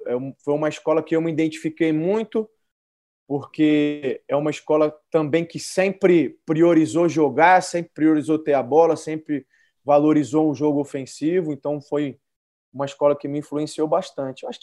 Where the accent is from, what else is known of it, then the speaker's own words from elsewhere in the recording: São Paulo, Brazil; Porque eu nasci e cresci em São Paulo